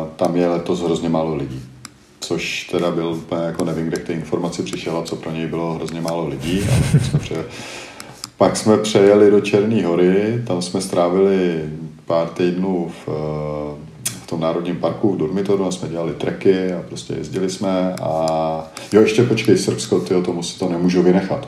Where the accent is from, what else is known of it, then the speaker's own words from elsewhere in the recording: Czechia; jsem Čech